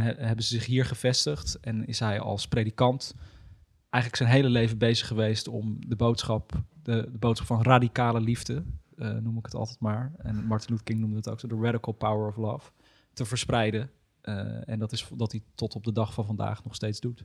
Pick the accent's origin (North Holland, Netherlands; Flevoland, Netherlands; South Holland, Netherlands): Flevoland, Netherlands; Almere; in Almere. Mijn, waar ik ben geboren en opgegroeid. Of nee, niet geboren, maar wel opgegroeid.